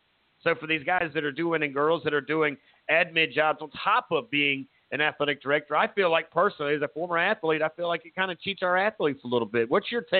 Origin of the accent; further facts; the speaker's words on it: Myrtle Beach, South Carolina, United States; I grew up in Myrtle Beach. I grew up on the surf side. I went to Sacristy